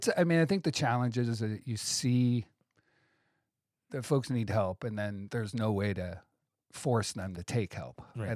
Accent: Akron, Ohio, United States; I grew up poor in Akron, Ohio, with a single mother.

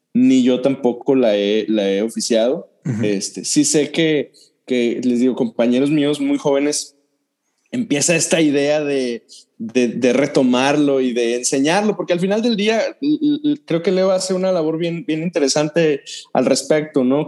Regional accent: Dolores Hidalgo, Guanajuato, Mexico; Yo soy de, yo crecí en Dolores y algo Guanajuato.

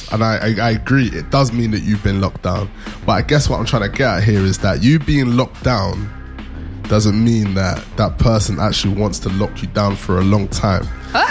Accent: United Kingdom; We are British, apparently.

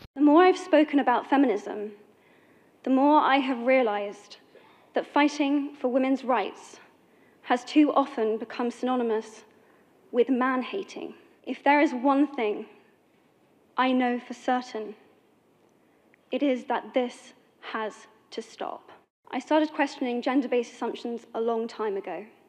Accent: United Kingdom; I am from Britain

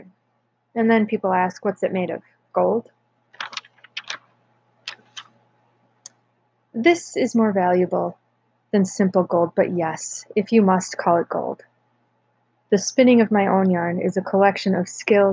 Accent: North Woods, United States; growing up in the North Woods

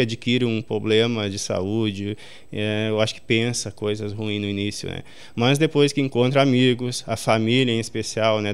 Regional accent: Sobradinho, Brazil; eu nasci e me criei aqui em Sobradinho

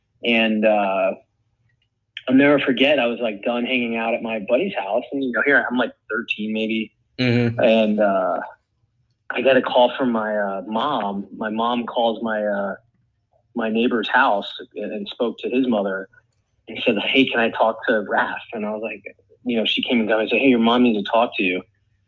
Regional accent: West Palm Beach, Florida, United States; I grew up in West Palm Beach, Florida.

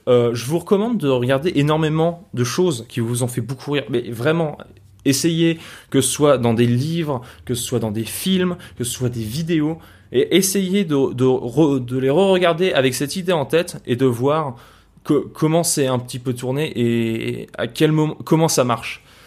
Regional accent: France

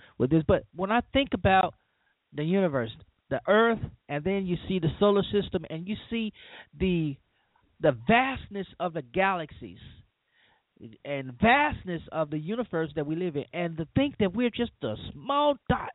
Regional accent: Louisiana, United States; now in Mississippi, United States; I live in the South. I'm from Louisiana, and I live in Mississippi now

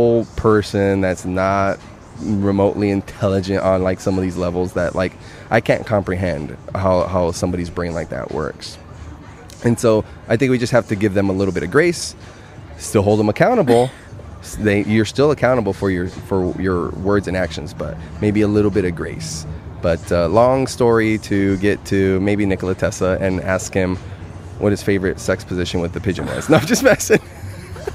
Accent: United States; first language Spanish; English is a second language; My parents weren't born in the U.S. Mm-hmm. I was. And my first language is Spanish

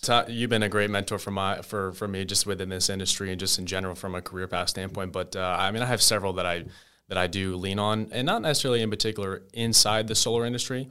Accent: New Jersey, United States; moved away as an adult; now in Tampa, United States; I'm from New Jersey originally

